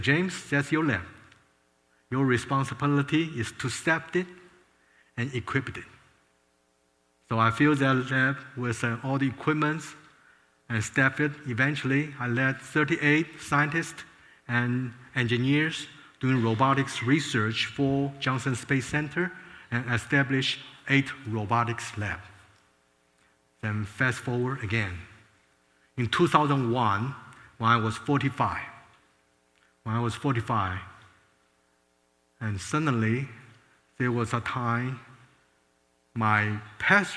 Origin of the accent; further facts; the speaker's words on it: Taiwan; moved away as an adult; now in United States; I was born in Taiwan. Both my father and mother, my parents fled communist China to Taiwan. And so I was born in Taiwan